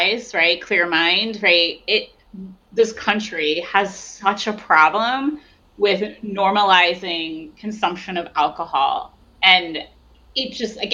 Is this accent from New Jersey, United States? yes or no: yes; New Jersey, United States; moved away; I come from New Jersey originally